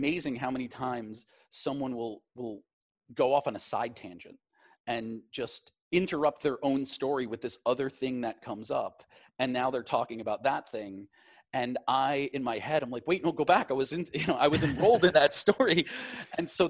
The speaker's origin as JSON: {"language": "English", "town": "Glen Cove", "region": "New York", "country": "United States", "tie": "born or raised there", "also_born_or_lived": "Queens, New York / Manhattan, New York", "said": "I grew up in a town called Glen Cove"}